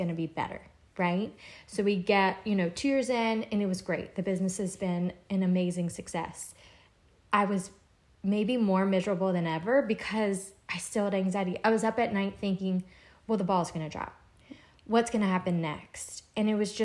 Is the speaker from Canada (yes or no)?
no; Louisiana, United States; moved away as an adult; now in Charleston, United States; I'm originally from Louisiana. I moved to Charleston